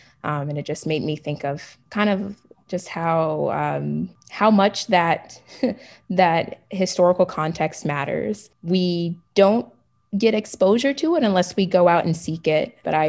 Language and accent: English; the South, United States; moved away; especially because I'm a Southerner.